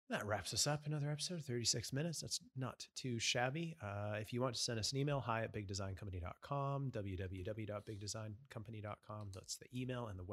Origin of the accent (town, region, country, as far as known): Canada; born or raised there